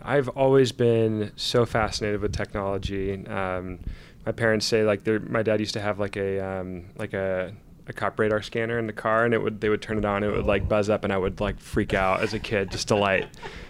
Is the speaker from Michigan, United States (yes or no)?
no; Seattle, Washington, United States; So I grew up in the Seattle area, Egyptian American.